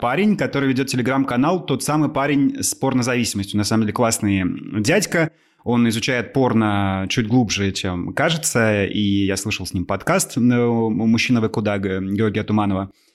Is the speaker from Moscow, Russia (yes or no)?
no; Amur Oblast backcountry, Russia; Я парень из Амурской глубинки